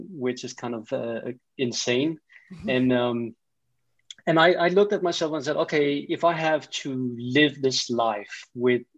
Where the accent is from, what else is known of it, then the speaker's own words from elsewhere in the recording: Denmark; accent: Danish; English is a second language; I am from Denmark. In Scandinavia